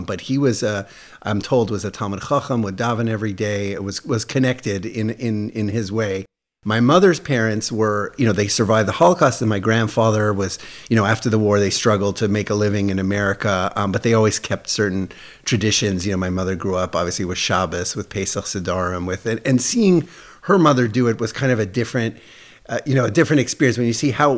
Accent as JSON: {"language": "English", "town": "Toronto", "region": "Ontario", "country": "Canada", "tie": "born or raised there", "also_born_or_lived": "Montreal", "said": "I was born in Montreal, grew up in Toronto. My family moved. I was 5 years old, and we moved to Toronto. So I really grew up in Toronto"}